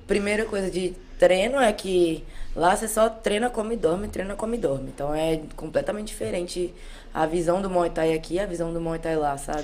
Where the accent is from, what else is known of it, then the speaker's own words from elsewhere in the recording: Belo Horizonte, Minas Gerais, Brazil; eu sou de Minas Gerais, de Belo Horizonte